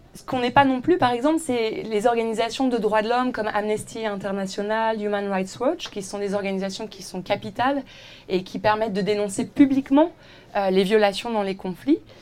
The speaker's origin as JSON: {"language": "French", "town": "Villeneuve-d'Ascq", "region": "Hauts-de-France", "country": "France", "tie": "born or raised there", "also_born_or_lived": "Roubaix / Paris / Aix-en-Provence", "moved": "as an adult", "said": "je suis née à Roubaix, dans le nord de la France. J'ai été dans la même école, de la petite maternelle euh, au lycée, euh, à Villeneuve d'Ascq"}